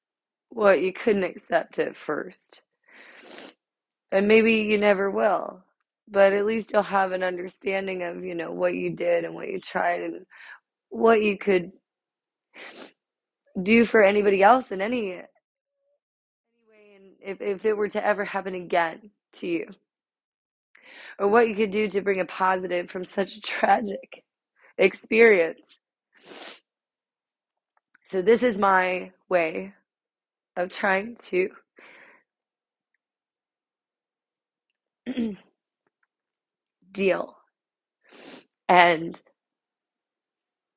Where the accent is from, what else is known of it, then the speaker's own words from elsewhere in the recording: Ohio, United States; now in Georgia, United States; left Ohio. That is my hometown